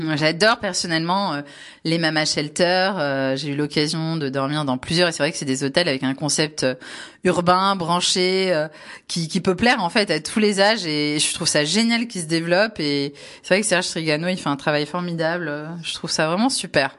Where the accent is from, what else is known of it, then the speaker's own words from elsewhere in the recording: Var, Provence-Alpes-Côte d'Azur, France; je suis varoise de la PACA